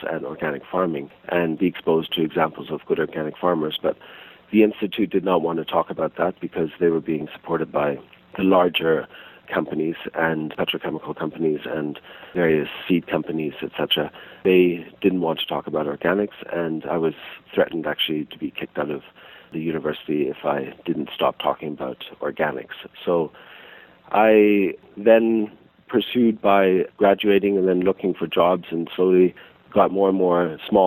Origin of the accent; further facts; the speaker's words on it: Toronto, Ontario, Canada; also born or lived in Switzerland / Montreal, Canada; now in Salt Spring Island, Canada; over time we ended up moving to Montreal and then to Toronto, and in Toronto we lived in a very urban area